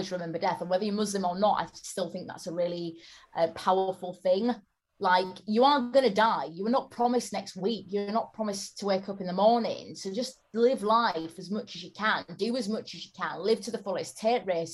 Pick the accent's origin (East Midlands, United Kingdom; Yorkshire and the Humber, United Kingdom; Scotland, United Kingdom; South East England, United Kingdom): Yorkshire and the Humber, United Kingdom; Bradford; I'm from Bradford, which is an area with a lot of poverty